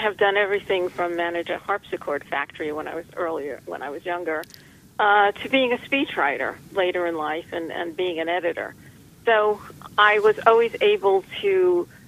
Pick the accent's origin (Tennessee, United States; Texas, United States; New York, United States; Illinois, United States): New York, United States; New York City; also born or lived in Long Beach, New York; I've lived in and around New York City all my life